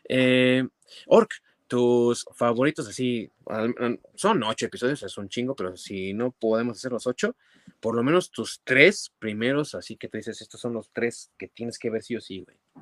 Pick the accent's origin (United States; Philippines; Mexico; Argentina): Mexico; como buenos mexicanos obviamente vemos televisión en nuestro idioma